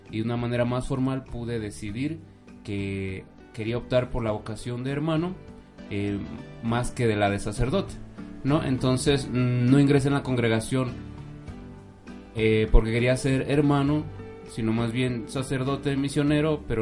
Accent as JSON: {"language": "Spanish", "region": "Mexico City", "country": "Mexico", "tie": "born there", "said": "Yo nací en la Ciudad de México ahora cuento con 33 años"}